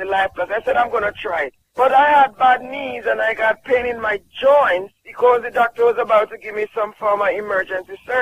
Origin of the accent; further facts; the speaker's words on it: Jamaica; I'm from Jamaica